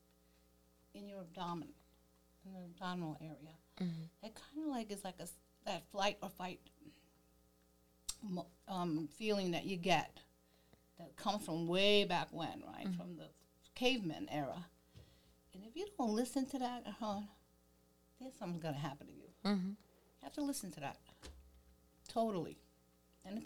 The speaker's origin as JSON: {"language": "English", "town": "New York City", "region": "New York", "country": "United States", "tie": "born or raised there", "lives_now": "Staten Island, United States", "said": "I'm from East New York. I grew up in East New York."}